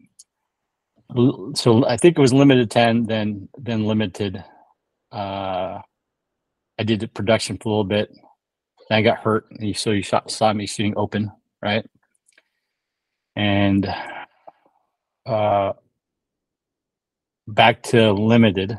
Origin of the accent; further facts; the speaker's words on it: California, United States; also born or lived in Chicagoland; I grew up in California